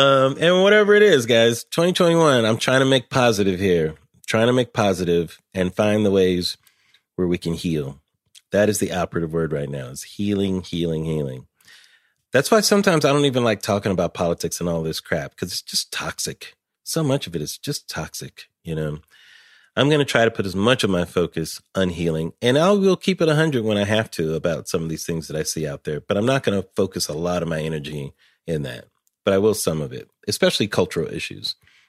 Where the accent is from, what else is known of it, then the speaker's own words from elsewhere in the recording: Pomona, California, United States; I'm from LA. I grew up in Pomona, California. My family's from Chicago, though.